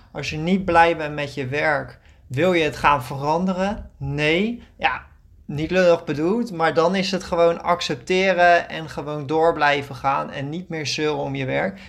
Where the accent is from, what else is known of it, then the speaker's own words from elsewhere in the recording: Netherlands; moved away as an adult; now in Greece; wij als Nederlanders